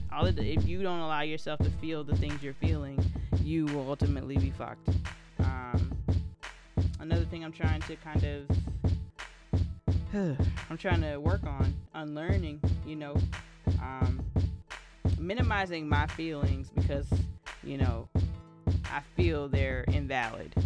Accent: Columbia, South Carolina, United States; here in my hometown of Columbia, South Carolina

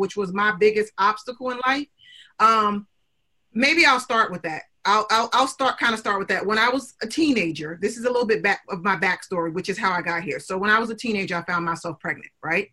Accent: Newark, New Jersey, United States; I came from Newark, New Jersey, and there weren't a lot of mentors in my community

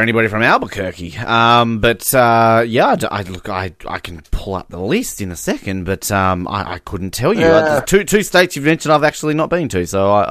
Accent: Tasmania, Australia; my home state of Tasmania has never had a Survivor contestant.

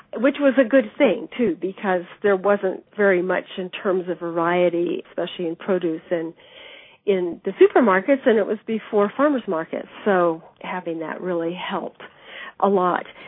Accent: Davis, California, United States; I grew up in Davis, California, which is a university town in the Central Valley of California.

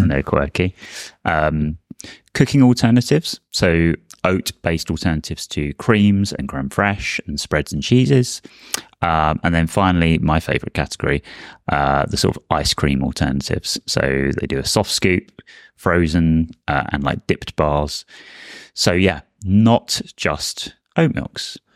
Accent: Brighton, South East England, United Kingdom; born or raised there

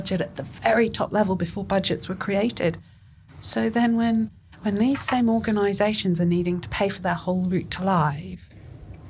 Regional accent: Scotland, United Kingdom; I come from Scotland.

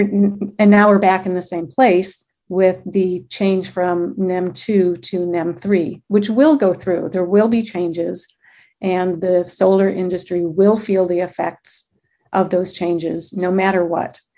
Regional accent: Michigan, United States; now in Glendale, United States; I'm born and raised in Michigan

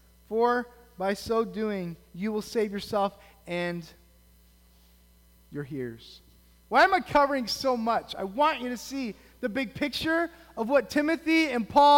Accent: United States; as American Christians

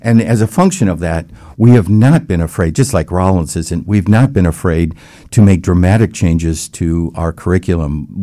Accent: Palatine, Illinois, United States; moved away as an adult; also born or lived in Baton Rouge, Louisiana / Texas; now in Orlando, United States; I grew up in the Midwest in the Chicago area

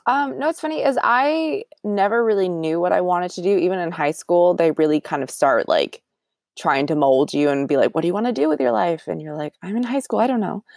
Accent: Orangevale, California, United States; born and raised in the Sac area. Technically, not from Sacramento. I'm from Orangevale, which is a small city, but in Sacramento County

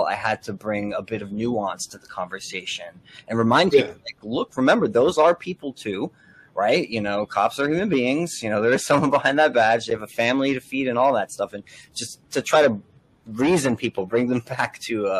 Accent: Elizabeth, New Jersey, United States; I'm from Elizabeth, Union County.

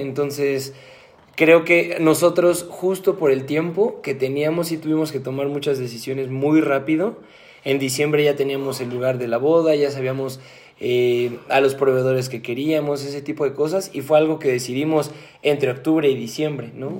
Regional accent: Mexico; Yo como mexicano

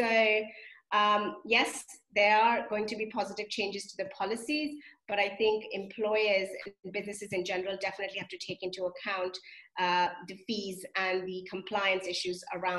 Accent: India; moved away as an adult; now in United Kingdom; And me, for example, I came from India to the UK as an international student to study, to, you know, to make something of myself.

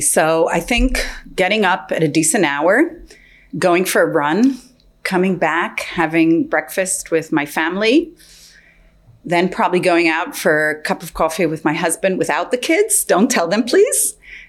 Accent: Israel; now in California, United States; I grew up in Israel

